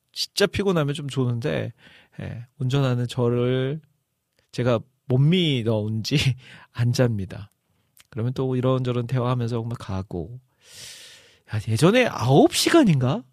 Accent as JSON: {"language": "Korean", "town": "Iksan", "region": "North Jeolla", "country": "South Korea", "tie": "born or raised there", "moved": "yes", "lives_now": "Seoul, South Korea", "said": "저의 고향 전라도 전라북도 익산인데"}